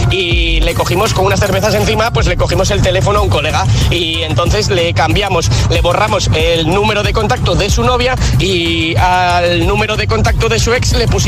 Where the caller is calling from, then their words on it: Asturias, Spain; de Asturias.